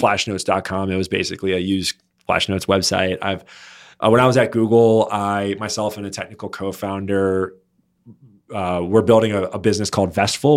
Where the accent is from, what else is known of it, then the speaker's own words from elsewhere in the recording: Baltimore, Maryland, United States; moved away as an adult; also born or lived in North Jersey / Washington, D.C. / New York; now in Los Angeles, United States; I was born in North Jersey, uh, but grew up ma-, majority of my life in the Baltimore, Maryland area